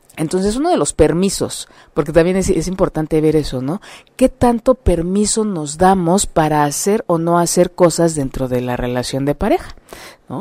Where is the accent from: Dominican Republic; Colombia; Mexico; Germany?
Mexico; como mexicanos